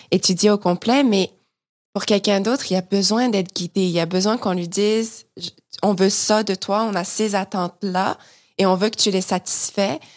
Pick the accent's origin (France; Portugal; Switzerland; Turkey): France; accent: French; now in Canada; J'ai complètement perdu mon accent français, ça c'est sûr et certain